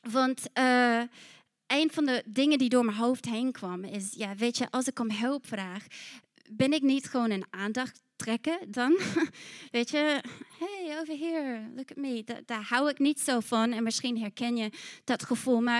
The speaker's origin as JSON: {"language": "Dutch", "country": "New Zealand", "said": "Want ik kwam uit Nieuw-Zeeland en weet je, ik zei, hey, laten we dit doen."}